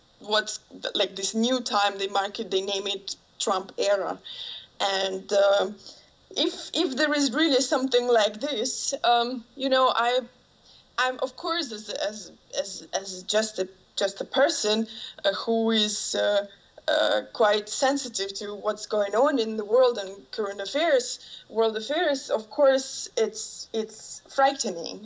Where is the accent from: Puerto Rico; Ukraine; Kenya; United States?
Ukraine; moved away; I grew up in Ukraine